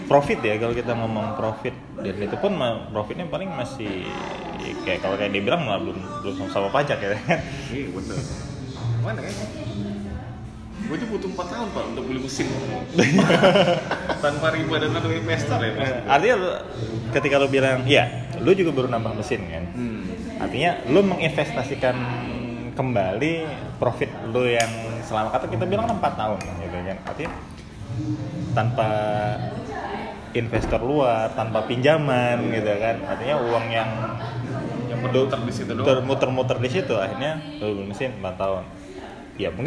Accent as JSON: {"language": "Indonesian", "region": "North Sumatra", "country": "Indonesia", "said": "kopi bahkan daerah gua dulu pak yang di Sumatera Utara itu juga lagi tren pak zaman dulu ya kan?"}